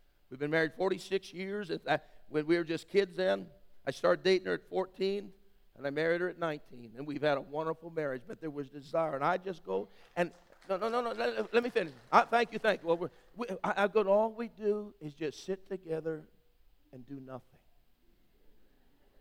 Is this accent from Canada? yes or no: yes; Western Canada, Canada; I grew up in Western Canada